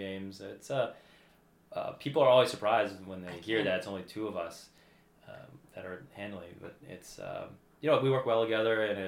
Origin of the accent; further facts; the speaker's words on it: Southern Virginia, United States; I grew up down in Southern Virginia.